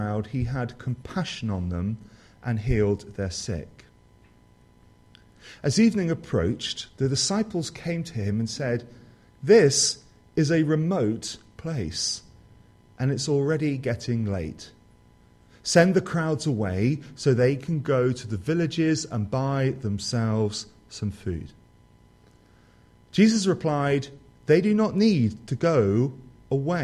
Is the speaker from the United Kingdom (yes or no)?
yes; Somerset, South West England, United Kingdom; I come from Somerset, the positive jewel of the Southwest.